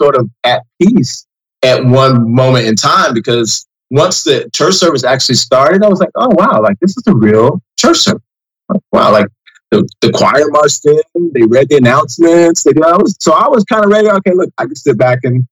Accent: Southern Illinois, United States; also born or lived in Indianapolis, Indiana / Miami, Florida; now in Washington DC area, United States; Grew up in Southern Illinois

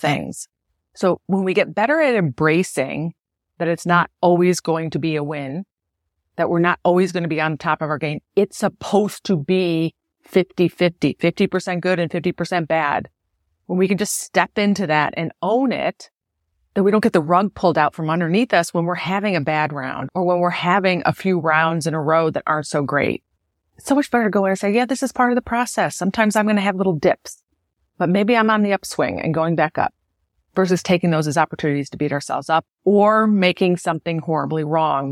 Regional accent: Buffalo, New York, United States; I'm from Buffalo

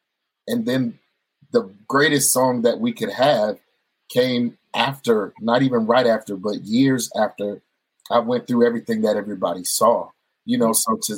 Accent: California, United States; also born or lived in Hawaii; I'm a military brat. I was born in Hawaii. We moved to California. I was raised in California.

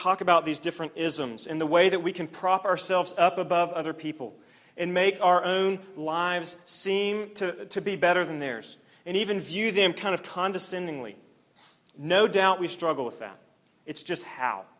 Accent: Oklahoma, United States; I grew up in Oklahoma

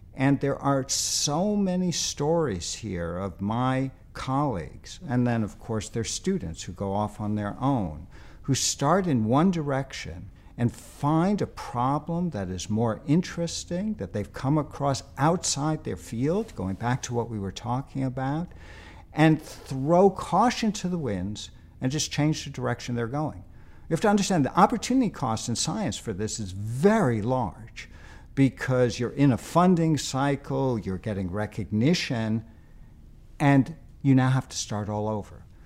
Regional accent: New York City, New York, United States; moved away; I, I grew up in New York, as you may know, and, uh, lived in Queens

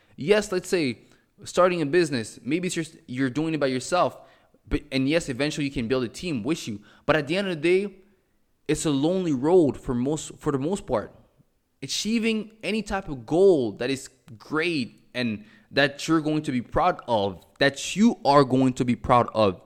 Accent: Montreal, Quebec, Canada; moved away as an adult; also born or lived in Cameroon; now in Mexico; I was born in Cameroon. I was raised in Montreal. I currently live in Mexico

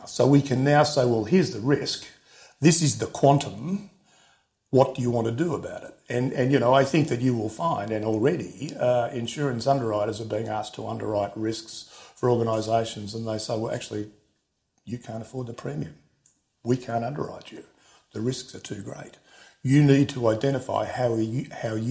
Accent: Australia; I'm an Australian

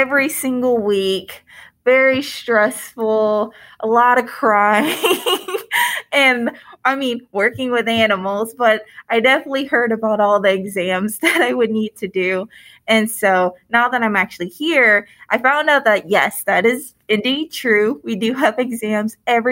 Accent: Detroit, Michigan, United States; moved away as an adult; now in Indiana, United States; I grew up in Michigan in the Detroit area

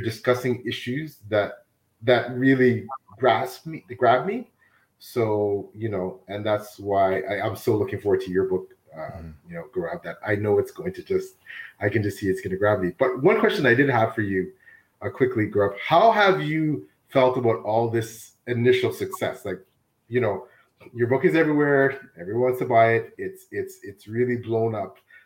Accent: Toronto, Ontario, Canada; I was born and raised in Toronto.

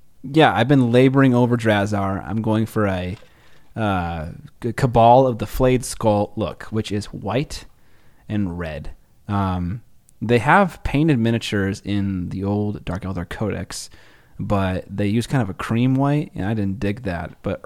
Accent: United Kingdom; Well, I'm British.

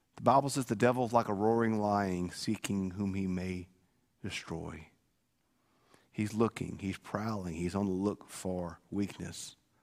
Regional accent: Bogue Chitto, Mississippi, United States; I'm from Bogotchit

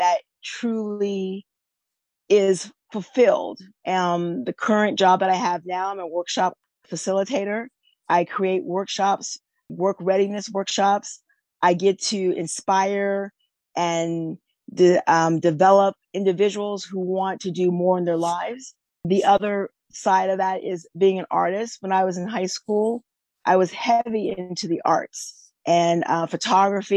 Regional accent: Northern California, United States; also born or lived in Texas / Washington; now in Mid-South, United States; I was born and raised in Northern California, and I now live in the Mid-South

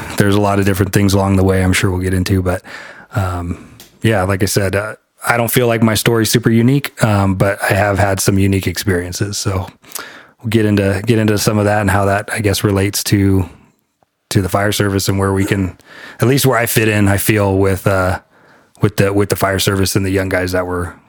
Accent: California, United States; So I grew up in SoCal. I lived there for quite a few years and kind of bounced around the nation with family.

